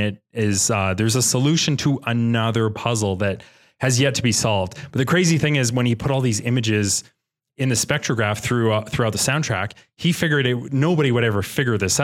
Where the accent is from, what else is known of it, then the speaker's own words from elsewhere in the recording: Canada; We're Canadian